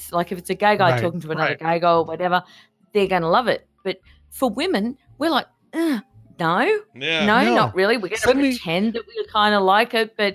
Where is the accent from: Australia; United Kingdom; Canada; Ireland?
Australia; I'm Australian